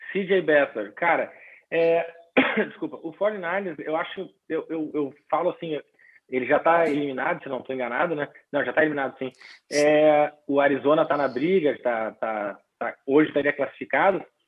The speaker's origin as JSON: {"language": "Portuguese", "town": "Porto Alegre", "region": "Rio Grande do Sul", "country": "Brazil", "tie": "born or raised there", "moved": "yes", "said": "tô aqui em, em Porto Alegre, minha terra natal aqui para essa final de ano"}